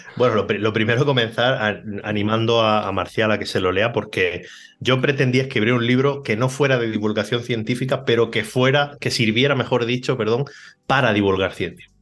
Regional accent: Cartagena, Region of Murcia, Spain; also born or lived in Barcelona; now in Mallorca, Spain; Cartagena, que casualmente es la ciudad donde yo nací

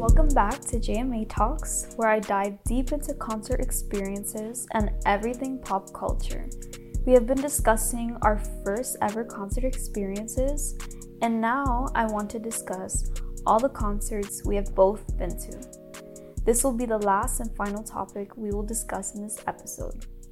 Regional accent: Miami, Florida, United States; I'm from Miami, Florida

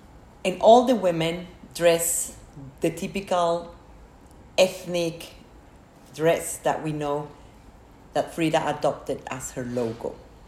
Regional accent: Mexico City, Mexico; moved away as an adult; now in Singapore; I grew up in Mexico City, surrounded by amazing art and a very rich culture.

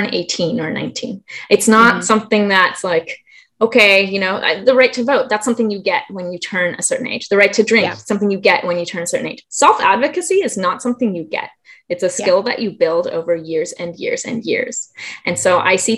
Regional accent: Germany; now in Southern California, United States; I can't help but be born and raised in Germany.

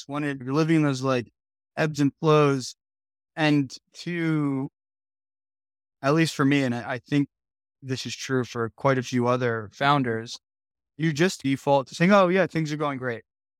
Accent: New Jersey, United States; I grew up in Jersey though, so I love it.

